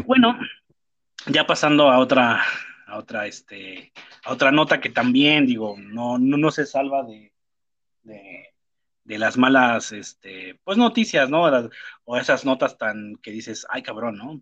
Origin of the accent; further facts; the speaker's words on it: Mexico; en mi país, en mi país, aquí en México